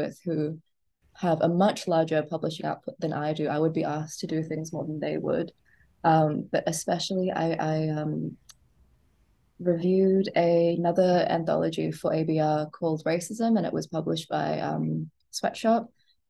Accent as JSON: {"language": "English", "town": "Gold Coast", "region": "Queensland", "country": "Australia", "tie": "born or raised there", "said": "because I grew up on the Gold Coast in like the 90s and early 2000s, my father's Punjabi, my mother's Chinese."}